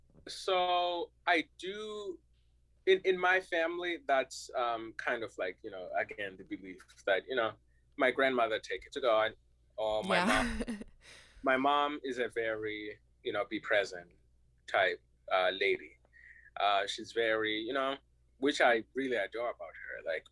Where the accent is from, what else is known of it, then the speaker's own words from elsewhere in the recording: United States; I'm from America, I now have all this perspective, so I'm gonna tell you about it.